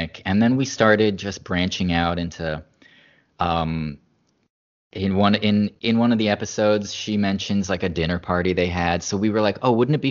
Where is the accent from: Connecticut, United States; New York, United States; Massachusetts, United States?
Massachusetts, United States; Boston; moved away; we're both from the Boston area